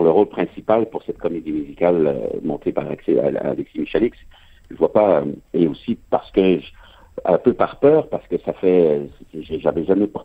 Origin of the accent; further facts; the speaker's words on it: France; now in Canada; quand je dis les Français et nous, euh, je me place du côté québécois, même si je suis français d'origine